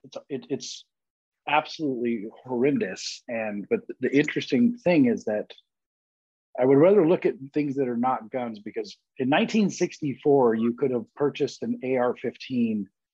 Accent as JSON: {"language": "English", "region": "Colorado", "country": "United States", "said": "I'm from Colorado, and I had friends in Columbine"}